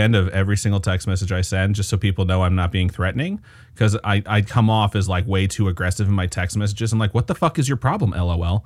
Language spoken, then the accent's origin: English; Valparaiso, Indiana, United States; now in Las Vegas, United States; which is actually where I am from